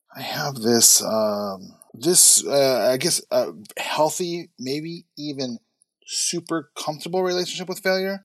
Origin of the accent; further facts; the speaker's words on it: Chicago, Illinois, United States; I grew up in Chicago.